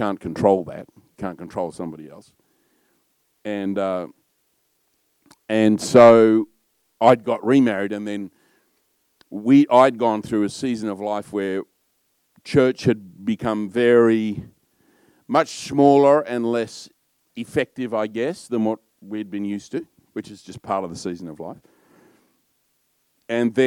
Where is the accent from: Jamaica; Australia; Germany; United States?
Australia; I'm probably a bit loud and a bit Australian